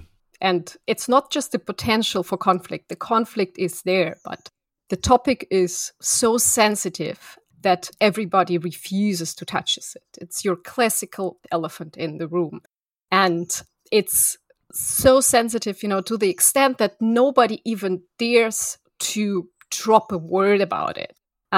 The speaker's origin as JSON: {"language": "English", "region": "Moscow", "country": "Russia", "tie": "born or raised there", "second_language": "English", "said": "So I am originally from Moscow, and what, you know, you could call a typical child of a very typical Russian academics or Soviet academics. So I was born in Moscow"}